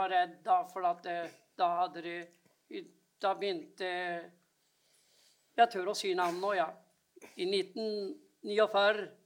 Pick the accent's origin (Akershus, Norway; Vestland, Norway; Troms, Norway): Akershus, Norway; Nes; born there; Jeg er født i Kjerre september på Nes på Romerike.